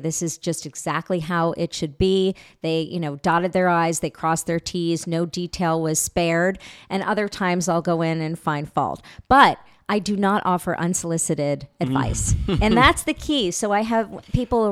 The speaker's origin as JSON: {"language": "English", "region": "New York", "country": "United States", "said": "I'm a New Yorker"}